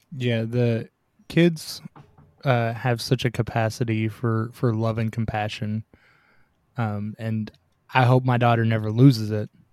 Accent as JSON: {"language": "English", "region": "Tennessee", "country": "United States", "said": "I'm from Tennessee. So, y'all is common."}